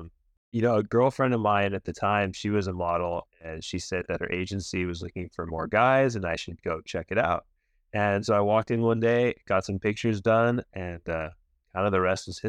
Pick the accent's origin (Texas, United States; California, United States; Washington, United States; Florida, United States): California, United States; Laguna Beach; growing up in Laguna